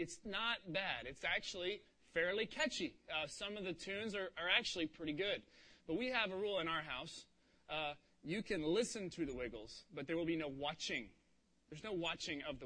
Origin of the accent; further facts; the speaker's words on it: Cincinnati, Ohio, United States; moved away; I grew up in Cincinnati, Ohio